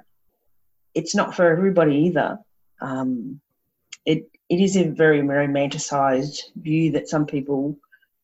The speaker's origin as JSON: {"language": "English", "town": "Brisbane", "region": "Queensland", "country": "Australia", "tie": "born or raised there", "also_born_or_lived": "Bribie Island", "said": "I grew up around Brisbane and Bribie Island and the beach and had horses"}